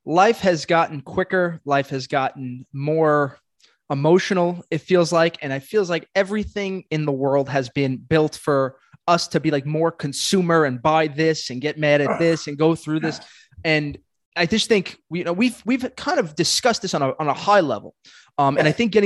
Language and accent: English; New York City, New York, United States; I'm from Brooklyn